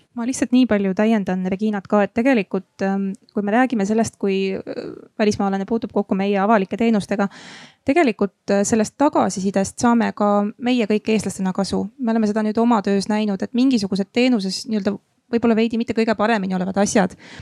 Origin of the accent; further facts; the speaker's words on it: Järva County, Estonia; mina olen ise Järvamaalt pärit